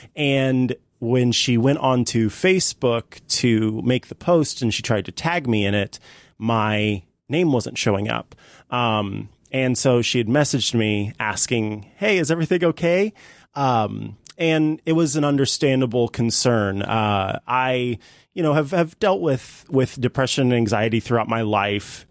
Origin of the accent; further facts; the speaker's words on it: St. Joseph, Missouri, United States; Saint Joseph, Missouri, my hometown